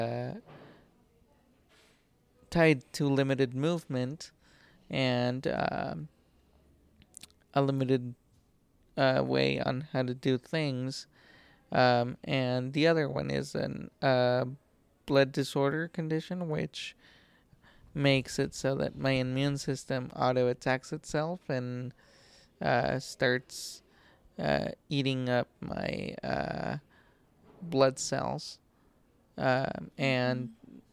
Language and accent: English; Mexico City, Mexico; also born or lived in Salt Lake City, Utah; I am from Mexico City, Mexico.